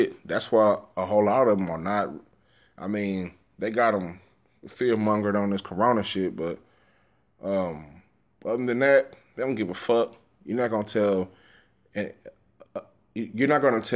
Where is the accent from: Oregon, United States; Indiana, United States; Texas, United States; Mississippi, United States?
Texas, United States; Dallas; moved away; I grew up in South Dallas